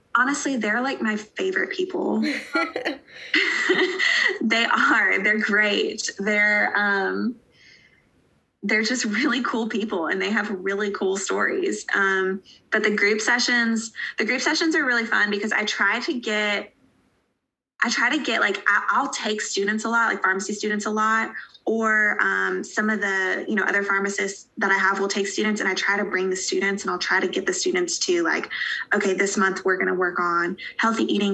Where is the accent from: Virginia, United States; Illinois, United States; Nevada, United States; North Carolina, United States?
North Carolina, United States; Asheville; moved away as an adult; also born or lived in Johnson City, Tennessee; now in Eastern Tennessee, United States; I live in Eastern Tennessee now, but I'm from a, uh, a little a city in Western North Carolina called Asheville